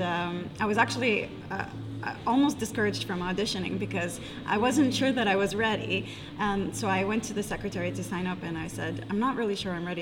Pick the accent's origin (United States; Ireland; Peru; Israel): Israel; moved away as an adult; also born or lived in United Kingdom; I'm from Israel